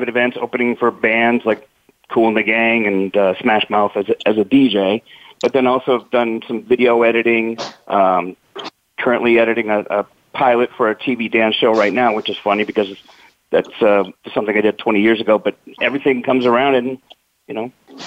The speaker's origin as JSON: {"language": "English", "town": "Glendale", "region": "California", "country": "United States", "tie": "born or raised there", "also_born_or_lived": "Arizona", "moved": "as an adult", "said": "I was born and raised in Glendale out there in the valley"}